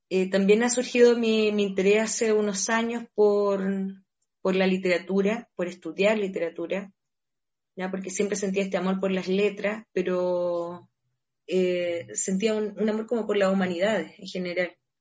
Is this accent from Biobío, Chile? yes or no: no; San Antonio, Valparaíso, Chile; Yo crecí en, San Antonio, me crié en San Antonio, nací allá, me crié en Cerro Alegre